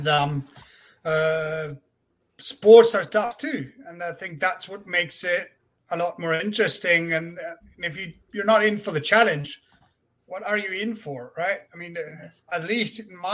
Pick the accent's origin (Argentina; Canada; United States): Argentina; moved away as an adult; now in France; I'm from Argentina myself